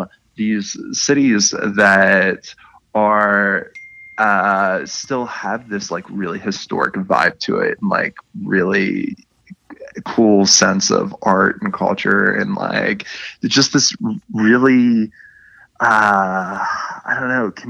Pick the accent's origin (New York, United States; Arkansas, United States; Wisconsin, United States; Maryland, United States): Maryland, United States; Baltimore; my hometown of Baltimore